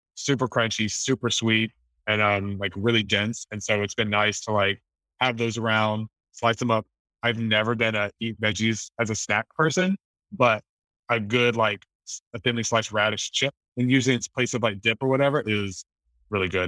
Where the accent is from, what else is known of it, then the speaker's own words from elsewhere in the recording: the South, United States; moved away; I remember growing up in the South